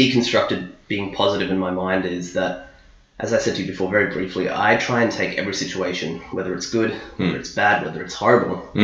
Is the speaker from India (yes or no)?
no; New Zealand; now in Australia; Born in New Zealand, and I stayed in New Zealand until 2006